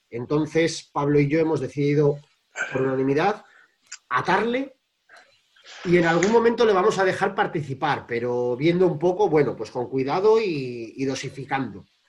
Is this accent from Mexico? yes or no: no; Cantabria, Spain; now in Madrid, Spain; en vez de estar en Madrid como habitualmente, y me he venido a mi pueblo, a Cantabria